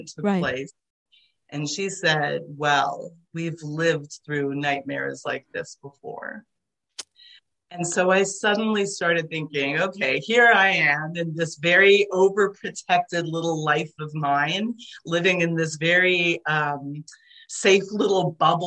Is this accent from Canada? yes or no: yes; Toronto, Ontario, Canada; first language Hungarian; English is a second language; growing up in Toronto, first of all, I didn't speak English when I was little. I started kindergarten only speaking Hungarian